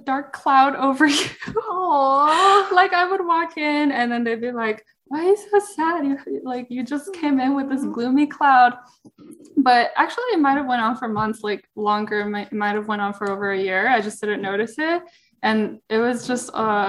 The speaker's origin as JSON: {"language": "English", "country": "United States", "said": "I was from America"}